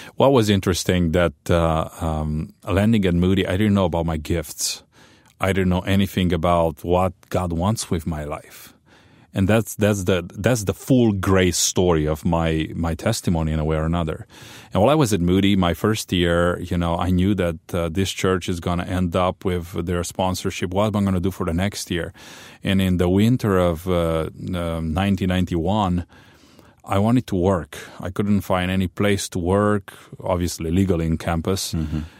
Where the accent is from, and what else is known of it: Romania; born or raised there; English is a second language; moved away as an adult; also born or lived in Chicago